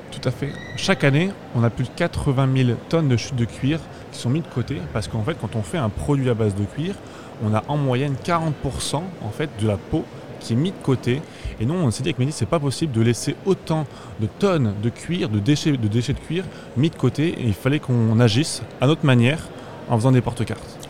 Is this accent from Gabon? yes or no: no; Brive-la-Gaillarde, Nouvelle-Aquitaine, France; Nous, on vient du sud de la France. Moi, personnellement, je viens de Brive-la-Gaillarde, donc dans, la région du Limousin.